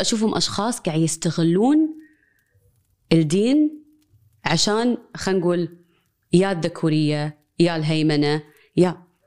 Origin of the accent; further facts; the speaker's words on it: Kuwait; انا مولوده كويتيه